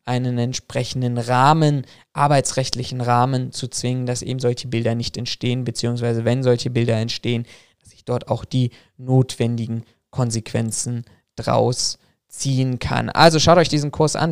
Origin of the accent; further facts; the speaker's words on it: Berlin, Germany; meine Geburtsstadt, nämlich nach Berlin